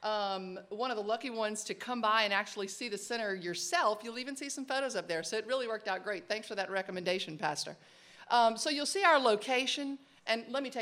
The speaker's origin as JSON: {"language": "English", "area": "Avoyelles Parish", "region": "Louisiana", "country": "United States", "said": "I am from Avoyelles Parish, so we talk with our hands and we move a lot"}